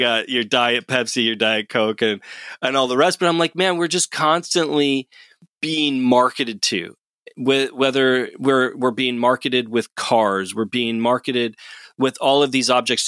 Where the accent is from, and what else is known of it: United States